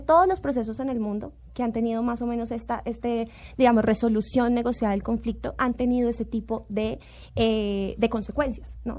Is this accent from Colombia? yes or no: yes; Colombia; como colombiana